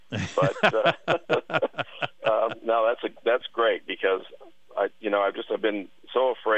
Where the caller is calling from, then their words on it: Kansas City, United States; I'm calling from Kansas City.